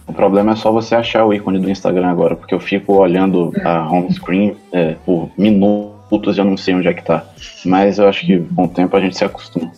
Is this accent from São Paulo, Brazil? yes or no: no; Salvador, Bahia, Brazil; eu sou de Salvador